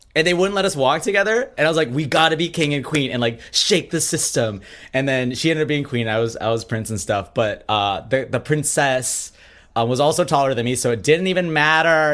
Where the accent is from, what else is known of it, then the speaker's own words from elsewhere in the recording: Minnesota, United States; I grew up in Minnesota